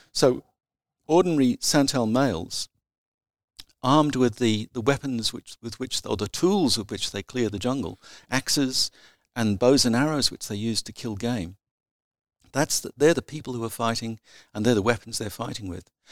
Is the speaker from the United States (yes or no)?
no; provincial South Australia, Australia; my teenage years, which I spent in provincial South Australia